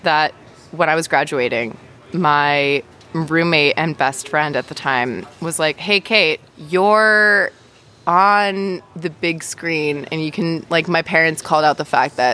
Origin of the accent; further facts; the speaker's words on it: New York, United States; I was born in New York